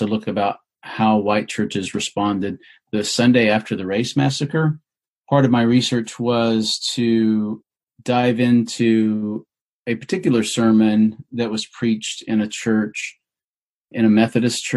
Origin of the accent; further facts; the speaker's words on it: Oklahoma, United States; I grew up in Oklahoma